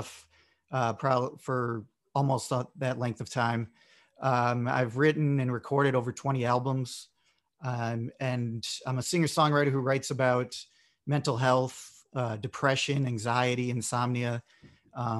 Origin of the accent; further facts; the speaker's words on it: Bolingbrook, Illinois, United States; I'm from Bolingbrook, Illinois, in the US. And yeah, so just outside of Chicago